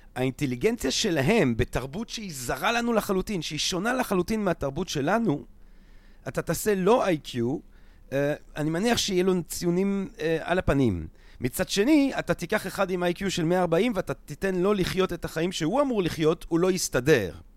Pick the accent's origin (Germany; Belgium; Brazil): Belgium; accent: French; Hebrew is a second language; now in Israel; אני לא באמת מערד, אני מבלגיה